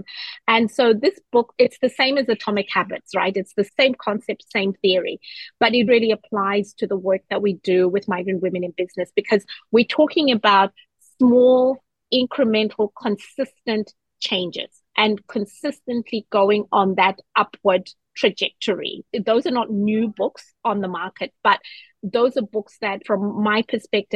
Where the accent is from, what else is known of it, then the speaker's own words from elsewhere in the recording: Zimbabwe; also born or lived in New Zealand; now in Australia; I am from Zimbabwe